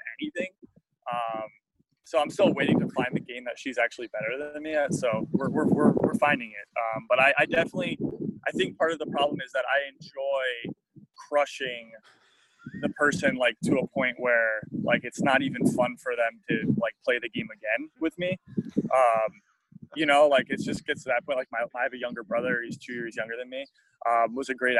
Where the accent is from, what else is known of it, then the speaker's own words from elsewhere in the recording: South Florida, United States; moved away as an adult; also born or lived in Bloomington, Indiana; growing up in South Florida